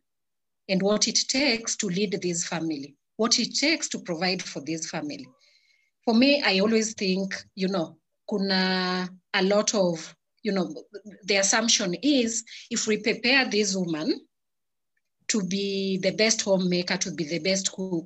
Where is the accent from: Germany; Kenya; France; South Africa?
Kenya; as Africans, as a Kenyan woman